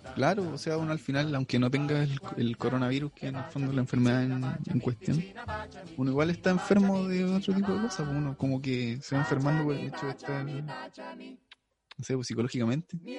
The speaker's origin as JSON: {"language": "Spanish", "town": "Chillán", "region": "Ñuble", "country": "Chile", "tie": "born or raised there", "moved": "as an adult", "lives_now": "Talca, Chile", "said": "soy oriundo de Chillán"}